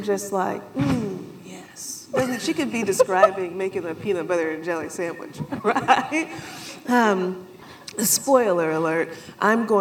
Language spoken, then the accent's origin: English; South Carolina, United States; moved away; I grew up in South Carolina